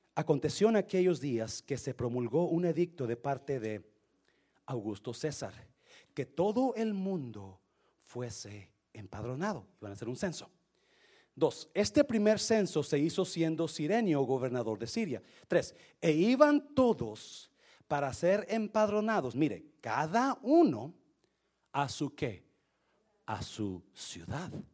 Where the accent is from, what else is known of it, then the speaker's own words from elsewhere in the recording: Mexico; now in United States; nosotros, porque somos mexicanos